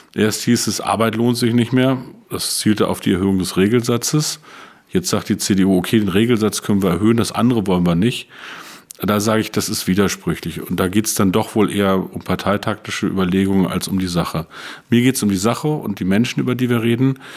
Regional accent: Peine, Lower Saxony, Germany; moved away as an adult; also born or lived in Brandenburg; Peine ist eine wunderbare Stadt, ist meine Heimatstadt, 50.000 Einwohner, zwischen Braunschweig und Hannover gelegen.

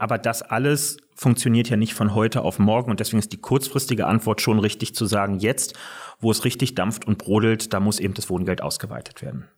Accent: Berlin, Germany; ich lebe nicht nur heute in Berlin, sondern bin auch gebürtiger Berliner und ähm, hier groß geworden

